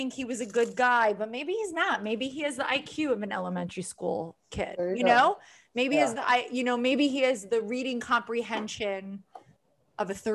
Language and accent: English; East Meadow, New York, United States; also born or lived in Queens, New York; East Meadow, Long Island. Yeah, a little bit in Queens